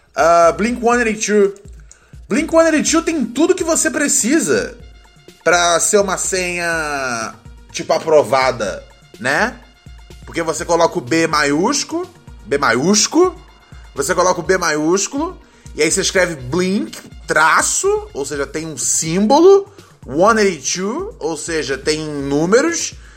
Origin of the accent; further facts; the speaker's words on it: Brazil; Quem nunca foi criança brasileira, hein, meus amigos? Eu sei que eu fui.